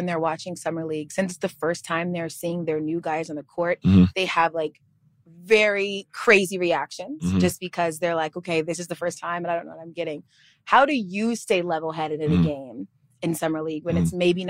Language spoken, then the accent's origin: English; Georgia, United States; I get really excited whenever we have a Georgia person on the show, because I'm from Gwinnett County.